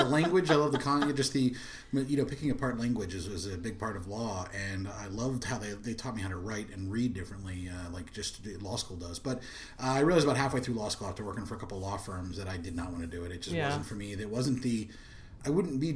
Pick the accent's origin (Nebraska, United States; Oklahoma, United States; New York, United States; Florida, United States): Florida, United States; Ormond Beach; also born or lived in Boston / Los Angeles; now in Orlando, United States; I was born in Boston, but then I grew up over in Ormond Beach, which is directly north of Daytona Beach.